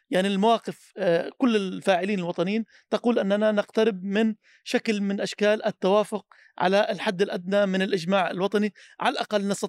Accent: Palestine; تنقل واقعنا كفلسطينيين

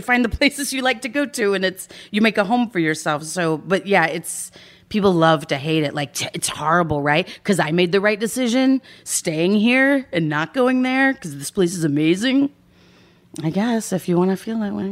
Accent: Dallas, Texas, United States; moved away as an adult; also born or lived in Austin, Texas; now in Los Angeles, United States; I grew up in Dallas

